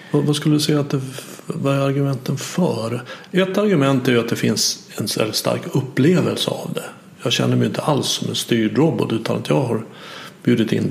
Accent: Sweden; vi är födda i Sverige och lärt oss det.

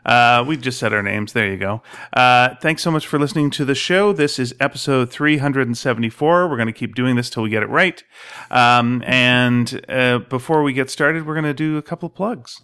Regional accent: Montreal, Quebec, Canada; moved away; growing up in Montreal

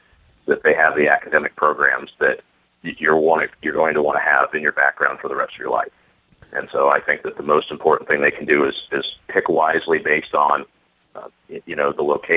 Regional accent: Phoenix, Arizona, United States; I was born and raised in Phoenix

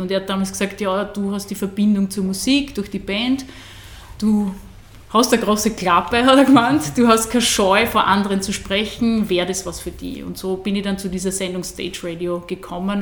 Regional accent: Burgenland, Austria; also born or lived in Graz; meine Heimat

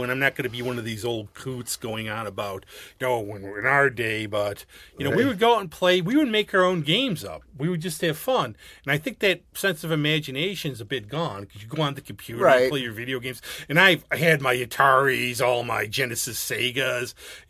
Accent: Gates, New York, United States; Actually, see, I grew up right by, because I grew up on Laser Street in the city by OLPH, but then by the time, like, 1975, I get to be born, but somehow I was there. We moved to Gates, and I was right by the canal.

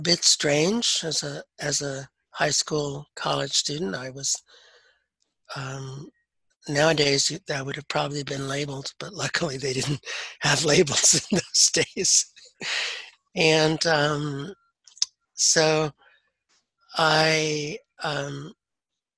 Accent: Hamilton, Ohio, United States; also born or lived in Kentucky; she got us out of Kentucky

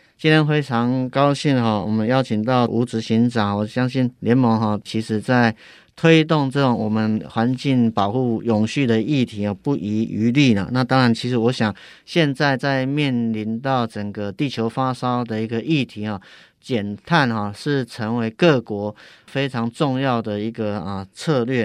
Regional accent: Yilan County, Taiwan; 我是宜兰人，虽然不是在地

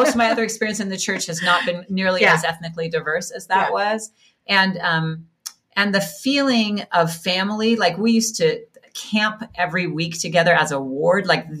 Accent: Laie, Hawaii, United States; moved away as an adult; also born or lived in Kahuku, Hawaii; So I was born in Kahuku, Hawaii on the North Shore, and I was raised in Laie, which is where BYU Hawaii is.

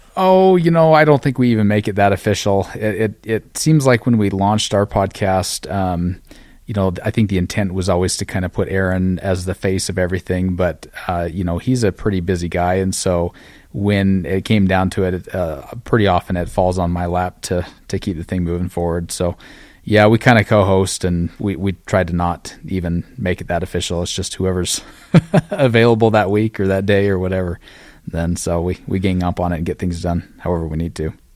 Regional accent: Utah, United States; moved away as an adult; now in Cody, Wyoming, United States; I grew up in Utah, but, uh, a lot of my family is from this same area

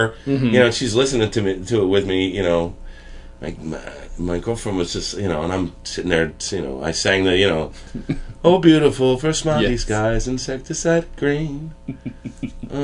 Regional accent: Plainfield, New Jersey, United States; I grew up in New Jersey in a town called Plainfield, New Jersey. Predominantly black mm-hmm. town. It was like 85% black.

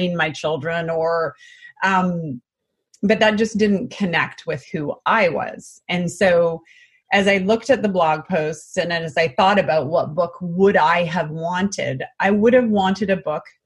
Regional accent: British Columbia, Canada; moved away as an adult; now in California, United States; We are originally from British Columbia, Canada, but we now live in California

